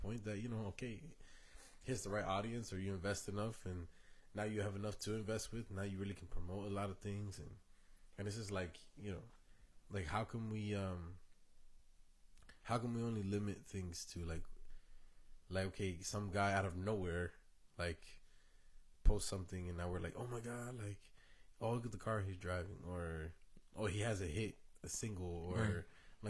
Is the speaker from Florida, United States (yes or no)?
yes; Florida, United States; born there; But my aunt was my pastor when I was born, like, when I was born in Florida.